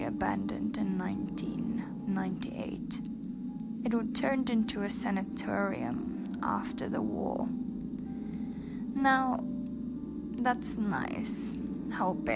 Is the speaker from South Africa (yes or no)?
yes; South Africa; now in Poland; I'm from South Africa.